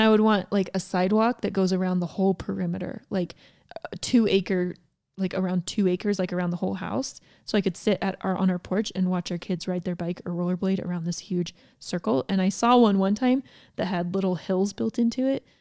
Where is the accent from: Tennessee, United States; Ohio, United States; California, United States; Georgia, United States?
Georgia, United States; I grew up in Georgia